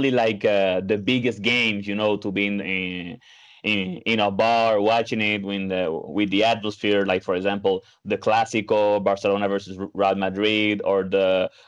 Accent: Dominican Republic; moved away as an adult; also born or lived in France / Guadeloupe / Martinique; now in Lyon, France; I was born in France, but actually my whole family comes from Dominican Republic. So I've lived in the Caribbean, in the French Indies, in Guadeloupe and Martinique. And I also lived after that in Dominican Republic for around 10 years.

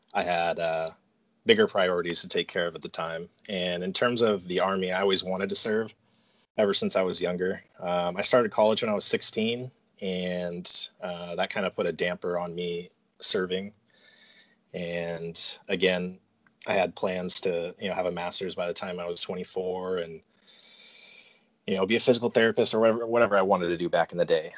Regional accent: Portland, Oregon, United States; moved away as an adult; now in North Carolina, United States; I was born in Portland, Oregon, and lived there most of my life

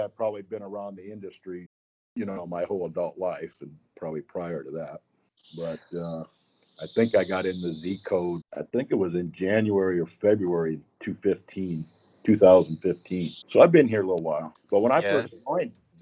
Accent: South Dakota, United States; I'm born, raised, still live in South Dakota

